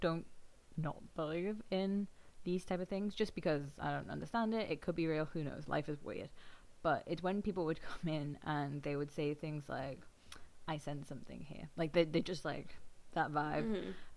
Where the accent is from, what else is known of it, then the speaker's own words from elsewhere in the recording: England, United Kingdom; accent: English; moved away; also born or lived in Australia; I've always had an English accent